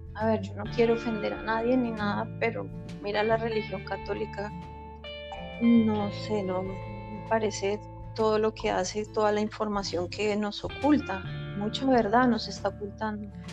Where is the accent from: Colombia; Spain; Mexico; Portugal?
Colombia; Bogotá; moved away; yo soy de Bogotá